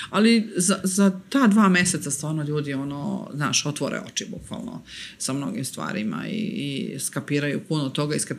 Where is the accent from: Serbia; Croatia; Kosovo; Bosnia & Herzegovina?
Serbia; ovde kod nas u Srbiji